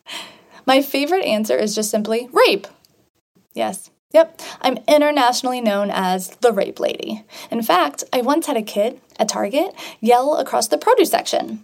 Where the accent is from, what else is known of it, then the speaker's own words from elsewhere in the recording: Sherrard, Illinois, United States; I grew up in a small farm town of Sherrard, Illinois.